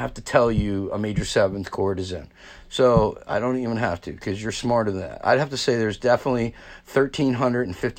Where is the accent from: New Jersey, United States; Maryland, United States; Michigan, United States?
New Jersey, United States; I'm from New Jersey